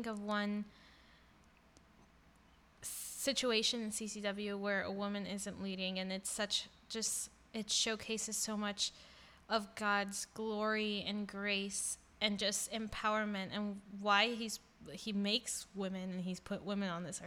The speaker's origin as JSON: {"language": "English", "town": "Miami", "region": "Florida", "country": "United States", "tie": "born or raised there", "said": "my community growing up in Miami were Roman Catholic"}